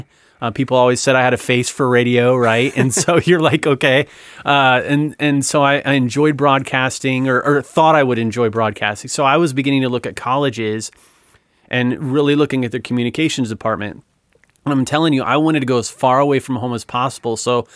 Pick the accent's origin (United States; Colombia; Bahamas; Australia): United States; Ohio; Now, mind you, I'm growing up in North Central Ohio. So this is, you know, three time zones, I think, away.